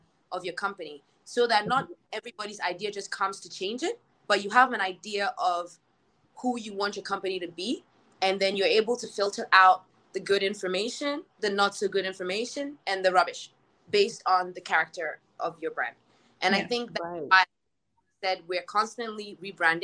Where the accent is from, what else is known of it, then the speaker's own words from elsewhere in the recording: Ghana; when we come from Ghana